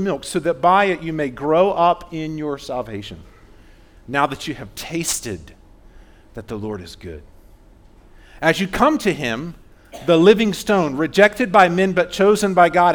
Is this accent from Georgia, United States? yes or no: yes; Fayetteville, Georgia, United States; I grew up in Fayetteville, South Atlanta